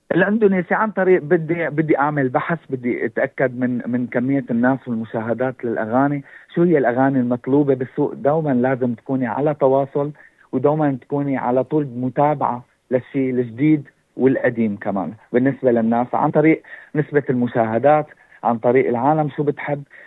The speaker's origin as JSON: {"language": "Arabic", "country": "Syria", "moved": "as an adult", "lives_now": "Brisbane, Australia", "said": "انا الاصل آه، من سوريا اجيت على استراليا تقريبا من 2016"}